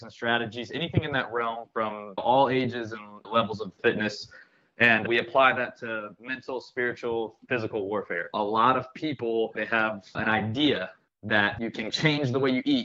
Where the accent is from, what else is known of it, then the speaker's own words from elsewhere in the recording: Gulf Breeze, Florida, United States; I'm from here. I'm from Gulfbreeze